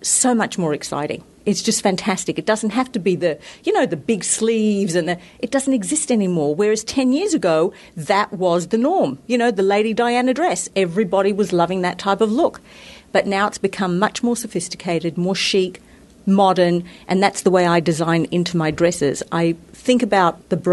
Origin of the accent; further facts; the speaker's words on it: Australia; now in United States; I am from Australia. I was brought up in a very sunny climate